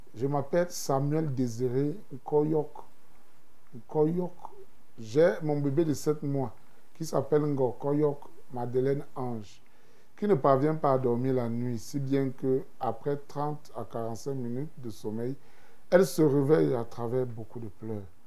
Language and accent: French; Cameroon; now in Armenia; je vis en Arménie et je suis un Camerounais